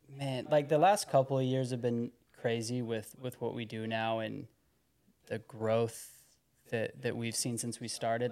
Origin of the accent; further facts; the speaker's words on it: Heber City, Utah, United States; I'm from Heber City.